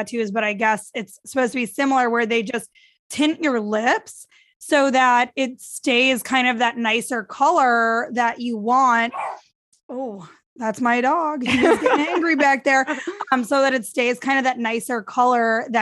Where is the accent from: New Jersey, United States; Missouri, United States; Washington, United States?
Missouri, United States; St. Louis; moved away; also born or lived in New York / Florida; I grew up in St. Louis. I lived in New York straight for a decade.